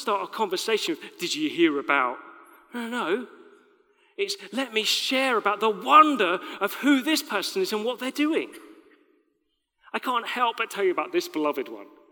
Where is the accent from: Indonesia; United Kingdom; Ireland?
United Kingdom; We're British